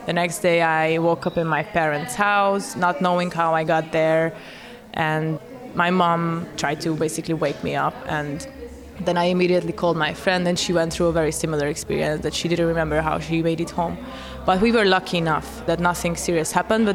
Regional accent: Hungary; moved away as an adult; also born or lived in New York; I'm originally from Hungary

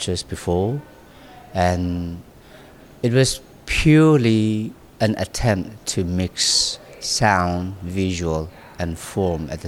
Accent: Nagaland, India; my parents, they decided to go to the most remote region of this remote little province. And that's where I was born. And so I was brought up in a very natural way

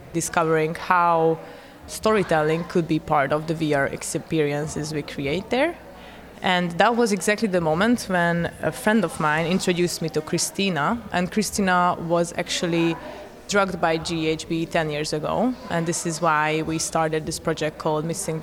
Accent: Hungary; moved away as an adult; also born or lived in New York; I'm originally from Hungary

